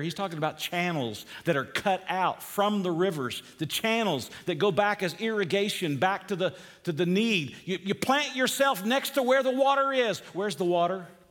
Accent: Georgia, United States; moved away; Where I grew up in Georgia

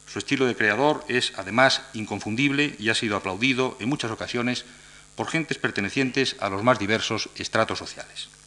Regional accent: Madrid, Community of Madrid, Spain

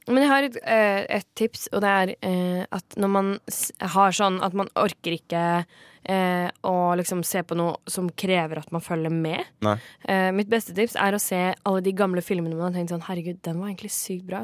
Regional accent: Kragerø, Telemark, Norway; Jeg er jo fra Kragerø

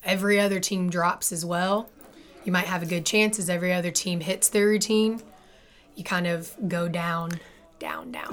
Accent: Memphis, Tennessee, United States; moved away as an adult; also born or lived in North Carolina / South Carolina / Indiana; I'm actually born and raised in Memphis, Tennessee

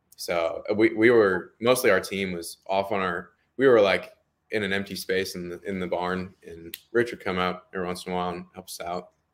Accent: Temecula, California, United States; moved away as an adult; also born or lived in Glendale, California; now in Tennessee, United States; I was born in Glendale, California, but I was raised in Temecula, California my entire life for, uh, up to eighteen, nineteen years

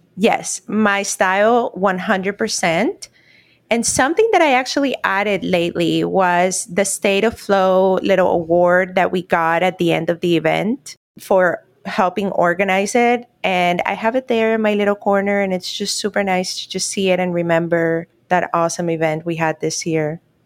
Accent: Cartagena, Bolívar, Colombia; also born or lived in Miami; now in Orlando, United States; right now I'm actually in Cartagena, which is my hometown in Colombia.

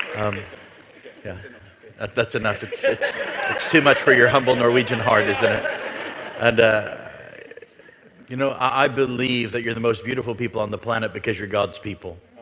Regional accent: United States; as an American

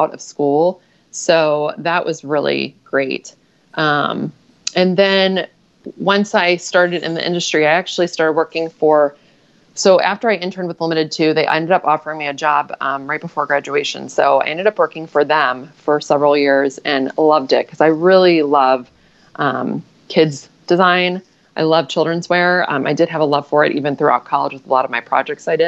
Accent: Cincinnati, Ohio, United States; I grew up in Cincinnati, Ohio.

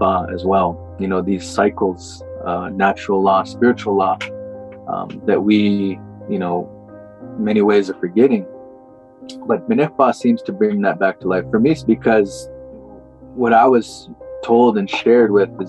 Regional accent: Morley, Alberta, Canada; I've grown up saying I'm from Morley

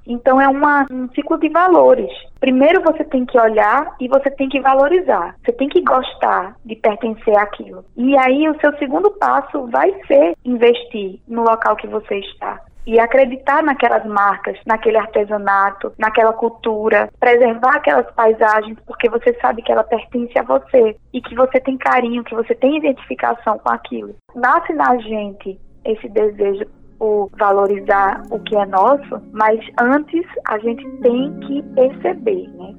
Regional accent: Pernambuco, Brazil; now in João Pessoa, Brazil; vou falar contigo como pernambucano. Lá na minha cidade, quando a gente nasce, a gente já nasce sabendo que é pernambucano

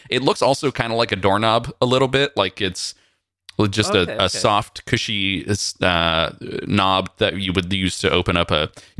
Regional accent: California, United States; As a Californian, I don't really have feelings about this.

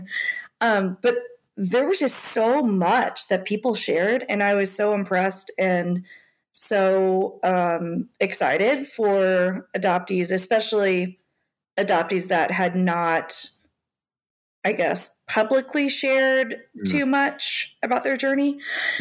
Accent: Louisville, Kentucky, United States; also born or lived in South Korea; I grew up in Louisville, Kentucky, and in a very white middle-class family and neighborhood

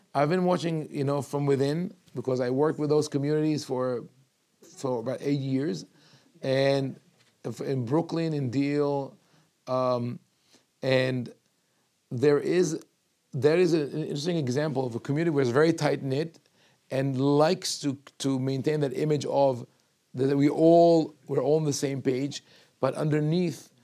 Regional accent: Jerusalem, Jerusalem District, Israel; moved away; I was born in Yerushalayim, and when I was a kid, there was one reform synagogue

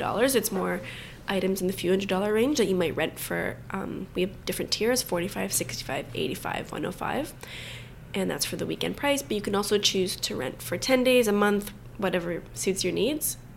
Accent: Vaughan, Ontario, Canada; I grew up in Vaughan, so a suburb of Toronto

